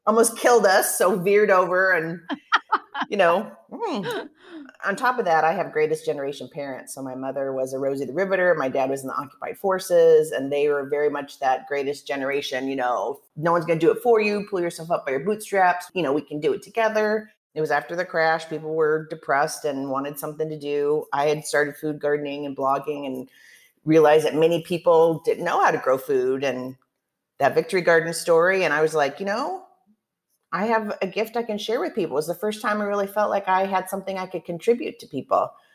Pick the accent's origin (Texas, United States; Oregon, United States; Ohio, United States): Oregon, United States; now in Chicago, United States; I'm from Oregon originally and I was I grew up a food gardener